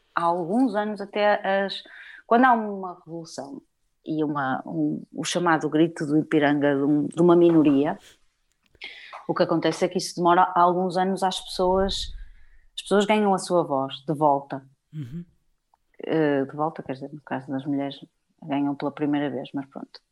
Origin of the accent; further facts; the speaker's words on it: Portugal; Somos portuguesas, moramos em Portugal e fomos nascidas e criadas em Portugal